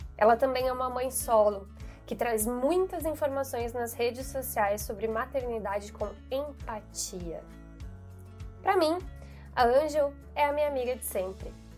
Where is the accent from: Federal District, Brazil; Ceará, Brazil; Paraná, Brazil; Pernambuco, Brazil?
Paraná, Brazil; Ponta Grossa; moved away; na minha cidade natal, Ponta Grossa, Paraná